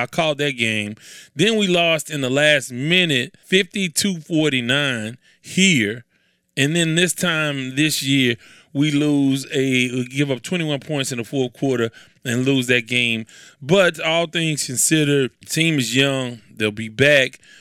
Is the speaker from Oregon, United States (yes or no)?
no; Houston, Texas, United States; I'm from Houston, so of course I'm from a melting pot